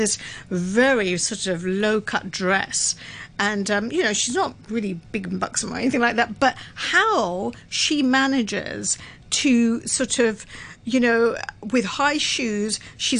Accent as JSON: {"language": "English", "country": "United Kingdom", "said": "I'm British"}